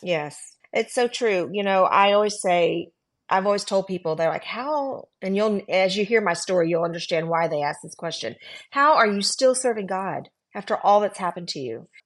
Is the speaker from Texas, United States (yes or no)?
yes; Texas, United States; also born or lived in California; So we moved from California. I was very, um, protected, if you will, um, 'cause we li, I went to a Christian school. My dad was the principal. I knew everybody. And then we moved back to Texas